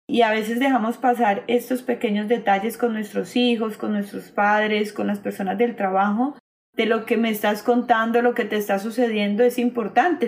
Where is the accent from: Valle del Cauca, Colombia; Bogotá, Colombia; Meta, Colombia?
Valle del Cauca, Colombia; Cali; creadora de Tribu Femenina de Cali, Colombia